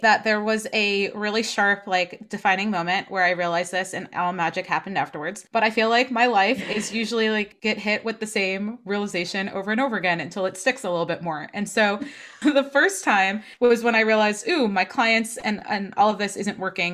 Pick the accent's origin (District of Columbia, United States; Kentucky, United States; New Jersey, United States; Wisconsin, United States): New Jersey, United States; moved away as an adult; also born or lived in Portland / New York; now in Boston, United States; I'm from New Jersey originally. I'm definitely coming home at points.